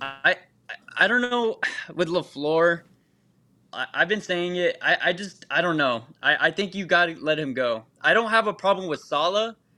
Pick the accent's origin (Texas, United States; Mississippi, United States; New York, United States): Texas, United States; moved away; I'm from Texas